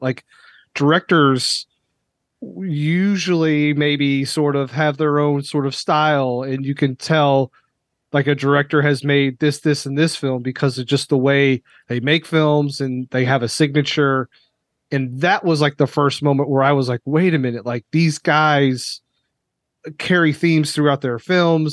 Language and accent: English; Lexington, Kentucky, United States; I grew up in Lexington, which is, you know, heart of horse country